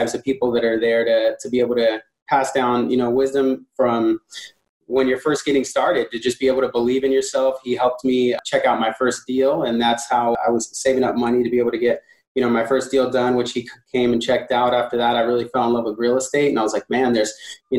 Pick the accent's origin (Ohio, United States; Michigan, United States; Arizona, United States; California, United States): California, United States; San Diego; I'm from San Diego, California, actually. I was born and raised here in San Diego